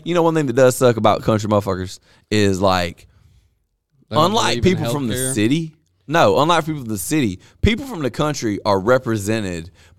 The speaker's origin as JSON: {"language": "English", "town": "Vernon", "country": "United States", "tie": "born or raised there", "said": "I'm from Vernon."}